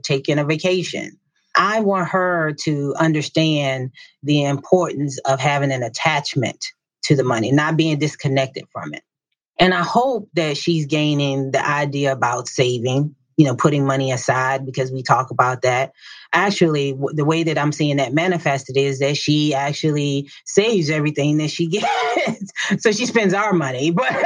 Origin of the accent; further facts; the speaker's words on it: Southern Virginia, United States; So, I grew up in a small town in Southern Virginia. It's called Cambridge, Virginia, and it was a farming town